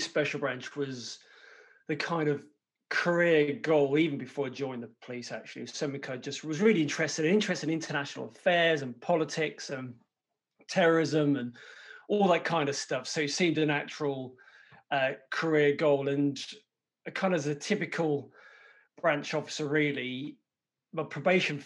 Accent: Birmingham, West Midlands, United Kingdom; moved away as an adult; also born or lived in London; I'm from Birmingham originally.

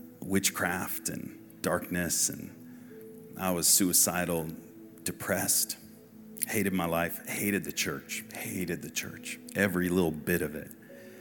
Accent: Massachusetts, United States; So, born in Massachusetts and grew up in a Christian household.

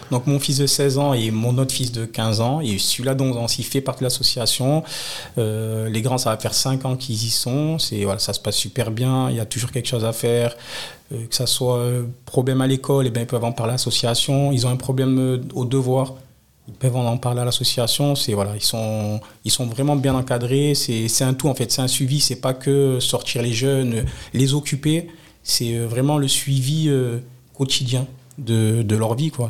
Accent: Nice, Provence-Alpes-Côte d'Azur, France; Je suis né au Moulin, j'ai grandi au Moulin

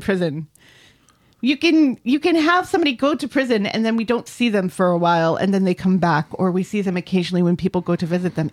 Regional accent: United States; I am both American

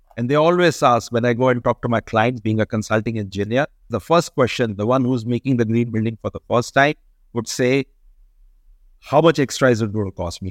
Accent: India; we are a country which get more than three hundred days of daylighting

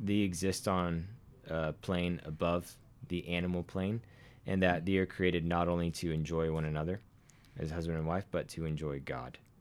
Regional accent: Arkansas, United States; accent: somewhat southern; now in Montana, United States; a man from Arkansas

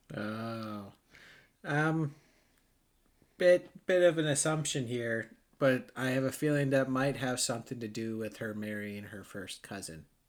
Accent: Wisconsin, United States; we're from Wisconsin

